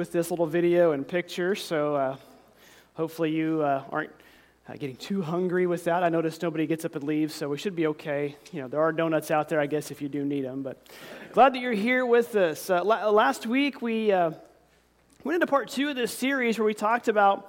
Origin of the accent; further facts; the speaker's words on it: near Commerce, Oklahoma, United States; right outside of my hometown